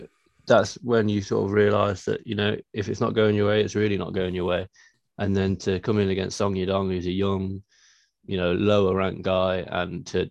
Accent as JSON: {"language": "English", "country": "United Kingdom", "said": "being British"}